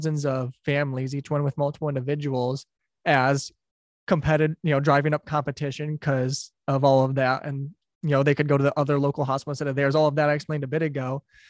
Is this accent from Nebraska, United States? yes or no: no; Detroit, Michigan, United States; I'm from Detroit. So I grew up near the Ambassador Bridge